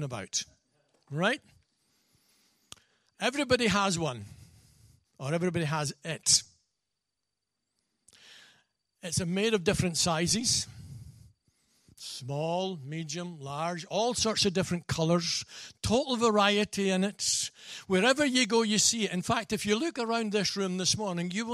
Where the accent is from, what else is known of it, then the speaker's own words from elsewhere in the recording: Scotland, United Kingdom; being a Scotsman